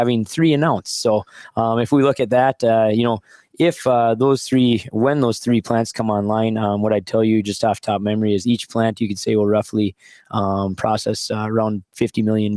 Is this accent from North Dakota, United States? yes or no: yes; Wolford, North Dakota, United States; 20 years ago, I came back home to farm.